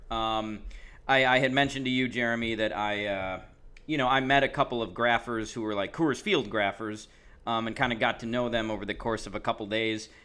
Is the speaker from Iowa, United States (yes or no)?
no; Chicago, Illinois, United States; I was from Chicago